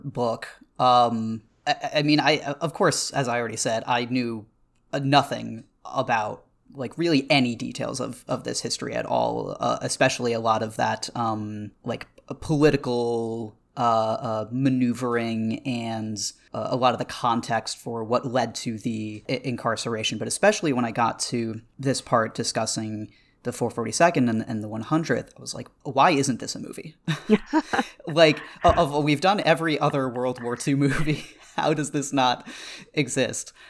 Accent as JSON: {"language": "English", "region": "Northeast", "country": "United States", "tie": "born or raised there", "said": "I grew up in the Northeast"}